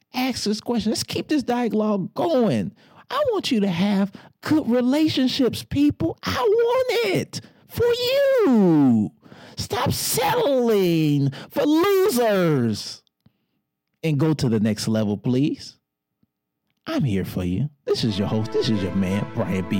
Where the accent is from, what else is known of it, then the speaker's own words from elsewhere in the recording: Detroit, Michigan, United States; I'm from Motown